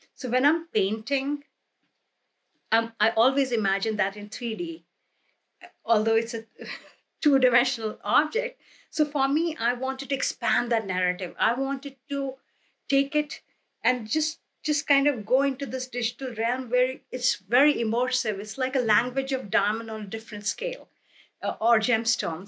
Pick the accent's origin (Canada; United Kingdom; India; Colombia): India; moved away; when I was growing up in India